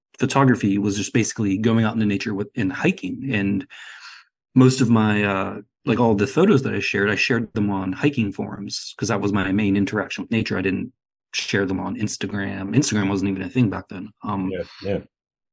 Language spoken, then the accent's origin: English; Pennsylvania, United States; moved away as an adult; now in Portland, United States; I grew up in Pennsylvania, which is on the East Coast of the United States